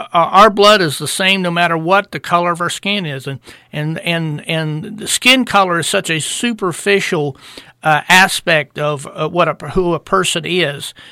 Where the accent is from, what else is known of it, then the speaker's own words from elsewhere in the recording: United States; I'm an American because God decreed that I was going to be born here